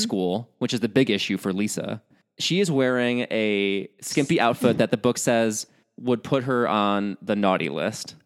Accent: Chicago, Illinois, United States; as a Midwesterner, at least from the Chicago area

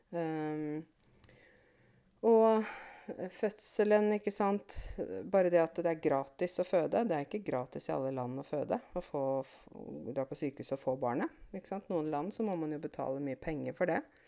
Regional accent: Åmot, Innlandet, Norway; moved away as an adult; also born or lived in Canada; her i Åmot, det lille stedet der jeg kommer fra

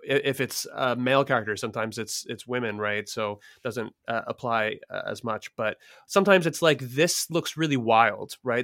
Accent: Philadelphia, Pennsylvania, United States; I'm from Philly, f, or, you know, grew up near Philly and lived in Philly

